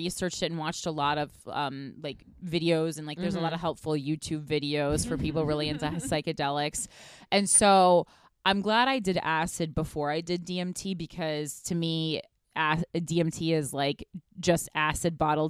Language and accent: English; Union, New Jersey, United States; I'm from Union, New Jersey. So, I mean, there's certainly drugs there, home of Artie Lang.